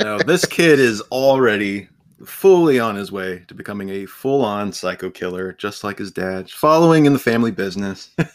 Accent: Ohio, United States; I'm from Ohio, so I am surrounded by cornfields all the time

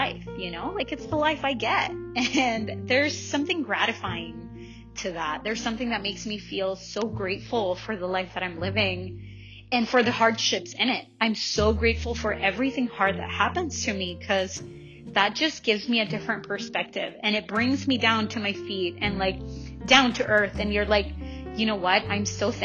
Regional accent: El Salvador; now in Langley, Canada; I'm from El Salvador

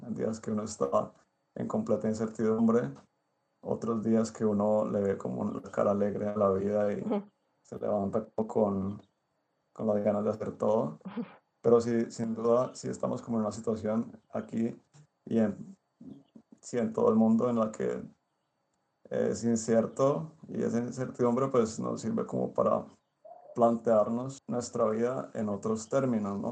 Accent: Cali, Valle del Cauca, Colombia; moved away as an adult; now in Izmir, Turkey; soy artista místico de Cali

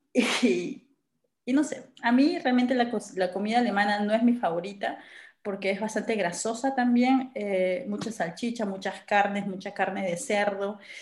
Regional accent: Peru; moved away as an adult; now in Germany

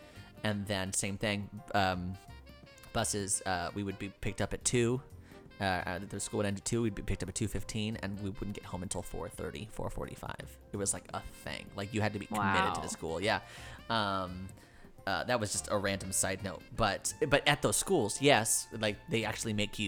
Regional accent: New York, United States; also born or lived in Davenport, Florida; I'm from New York, but I went to Davenport, and my school was in Lakeland, and it's a 45-minute drive.

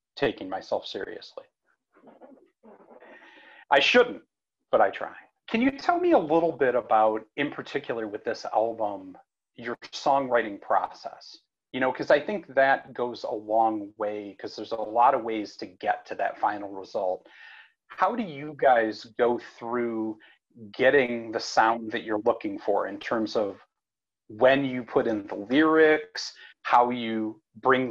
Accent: around Detroit, Michigan, United States; now in Kalamazoo, United States; I grew up around Detroit, an hour from Detroit

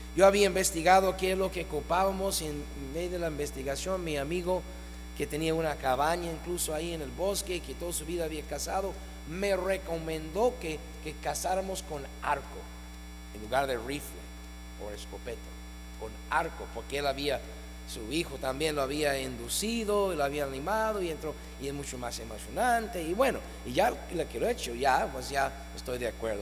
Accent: Ohio, United States; moved away as an adult; now in Mexico; mi tierra natal

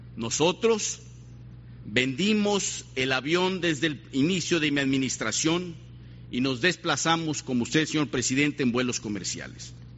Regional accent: Mexico

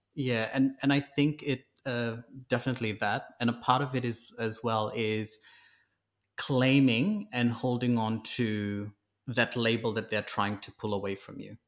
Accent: Fiji; also born or lived in New Zealand; now in Sydney, Australia; I grew up in Fiji, I was transplanted to New Zealand

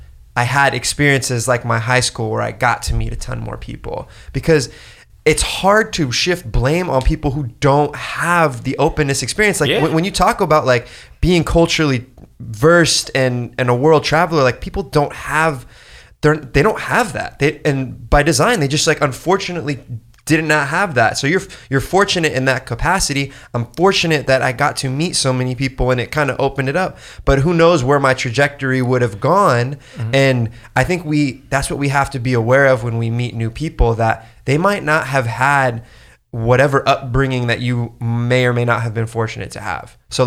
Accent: California, United States; In Orange County.

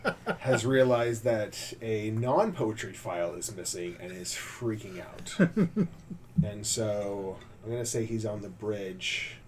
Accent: Midwest, United States; You know I grew up in the Midwest.

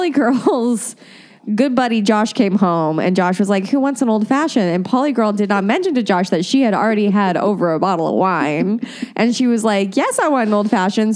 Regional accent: Indiana, United States; moved away; a radio show that oh. was in my hometown called Bob and Tom

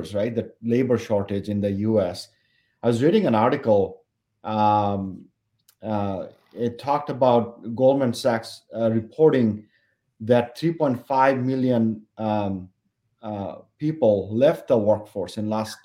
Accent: Bangladesh; moved away as an adult; now in Minnesota, United States; when I was growing up in Bangladesh, it's a tropical place.

